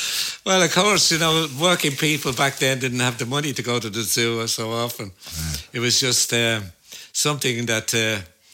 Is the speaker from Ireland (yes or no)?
yes; Dublin, Leinster, Ireland; accent: Dublin; my Dublin accent